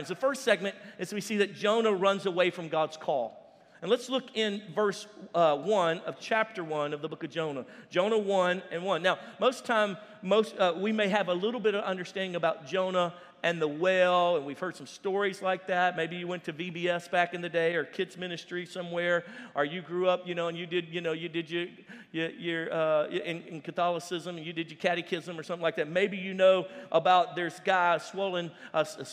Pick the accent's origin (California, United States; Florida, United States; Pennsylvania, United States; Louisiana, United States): Louisiana, United States; I'm from Louisiana